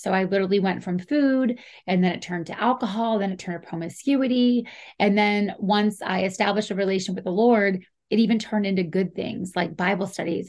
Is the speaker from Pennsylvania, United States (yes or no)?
yes; Pittsburgh area, Pennsylvania, United States; we're both Pennsylvania natives, you know, and especially in the Pittsburgh area